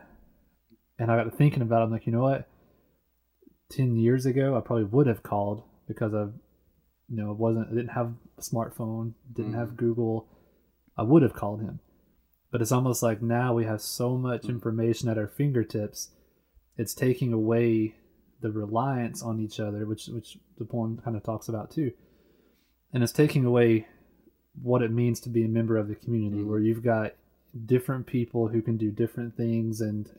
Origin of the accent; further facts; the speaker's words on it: United States; I'm from America too